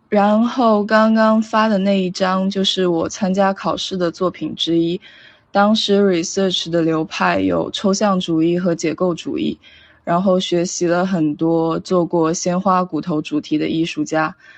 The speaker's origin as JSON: {"language": "Chinese", "town": "Shenzhen", "region": "Guangdong", "country": "China", "tie": "born or raised there", "also_born_or_lived": "Providence, Rhode Island, United States", "moved": "as an adult", "said": "我出生于深圳，是一名正在学习中的平面设计师。呃，目前就读于罗德岛设计学院"}